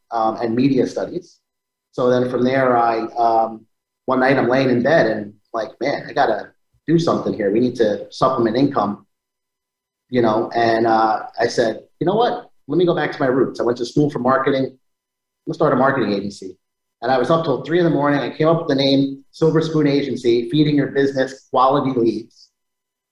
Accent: Rockland County, New York, United States; I'm of Italian and Spanish descent, raised by my single mother. I have two sisters. And I was born here in New York, Rockland County, where I spent most of my life

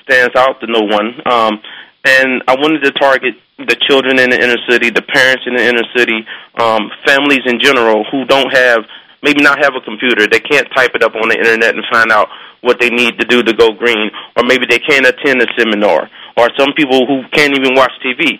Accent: Cincinnati, Ohio, United States; I grew up in Cincinnati, Ohio, South Fairmount, Cincinnati, Ohio

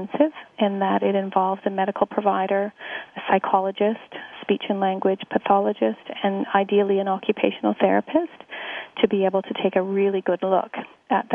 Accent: Sudbury, Ontario, Canada; I was born and raised in Northern Ontario. I was born to a mining family and lived in Sudbury my entire life.

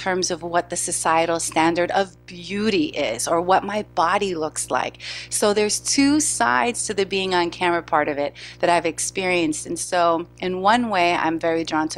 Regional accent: New York City, New York, United States; born and raised in New York City

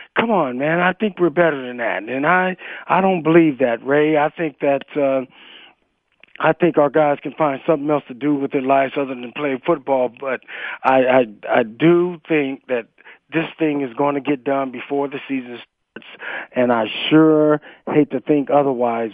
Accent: Stockton, California, United States; moved away; back in Stockton, back in the, in my hometown.

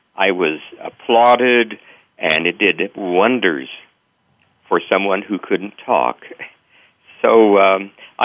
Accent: central Kansas, United States; my days at my two-room country school in central Kansas

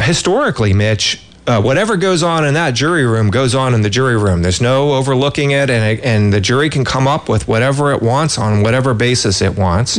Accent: California, United States; as a Californian

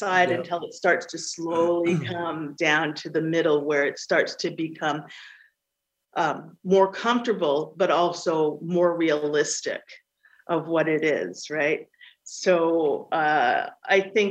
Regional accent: Canada; my family has been in Canada for over 300 years

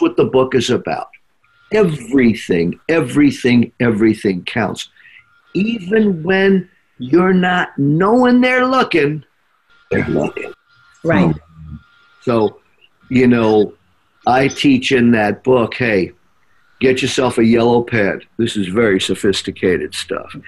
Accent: New York, United States; when I grew up here in New York

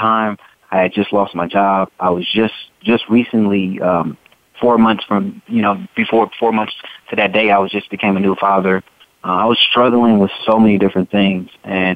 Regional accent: Oakland, California, United States; Being from the Bay Area, born and raised in Oakland, California

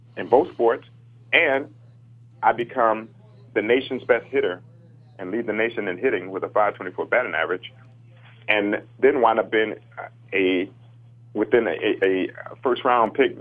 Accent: Chicago, Illinois, United States; growing up in the inner city uh, on the south

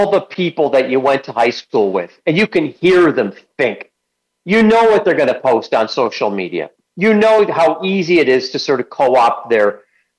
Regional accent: Kalamazoo, Michigan, United States; I grew up in Kalamazoo

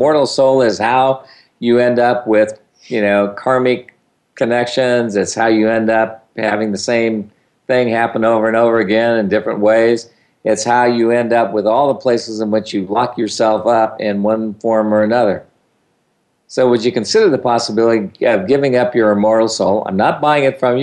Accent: California, United States; now in Texas, United States; I grew up in California where there was no thunder and lightning

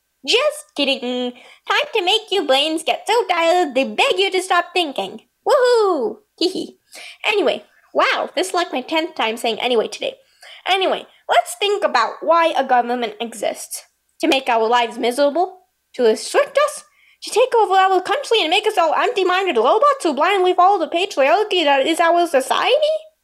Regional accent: United Kingdom; I'm a British person. It's fairly hard for me to pronounce parallels.

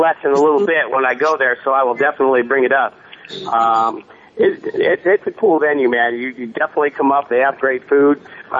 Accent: Omaha, Nebraska, United States; I grew up in Omaha

